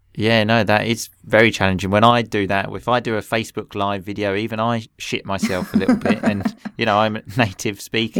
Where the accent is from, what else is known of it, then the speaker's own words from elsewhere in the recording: England, United Kingdom; I grew up in England